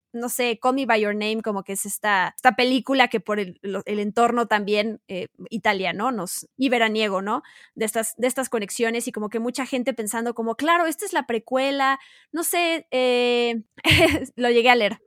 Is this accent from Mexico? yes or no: yes; Mexico; Nosotros, siendo mexicanos